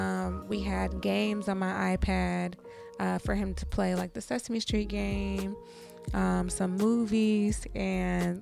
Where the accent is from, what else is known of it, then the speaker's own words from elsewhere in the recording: Michigan, United States; moved away; my hometown in Michigan